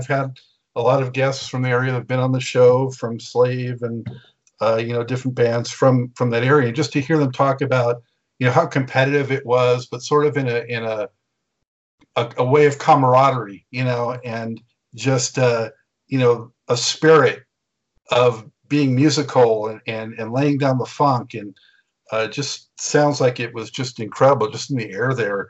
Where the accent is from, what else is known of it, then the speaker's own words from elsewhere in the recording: Ohio, United States; I'm like, wow, I was from Ohio too.